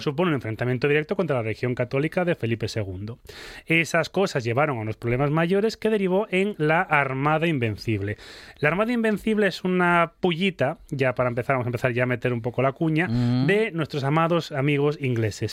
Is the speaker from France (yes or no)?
no; Spain; fuimos los españoles